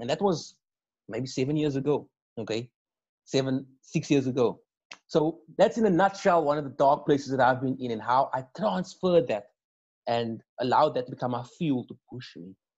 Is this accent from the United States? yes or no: no; Cape Town, Western Cape, South Africa; I grew up in or on the Cape Flats